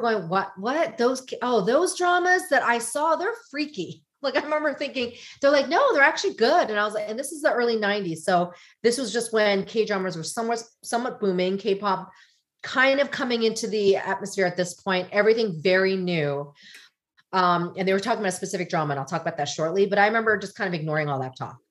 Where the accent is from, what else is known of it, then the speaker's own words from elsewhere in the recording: United States; I'm Korean American, did not like being Korean American. I wanted to be American.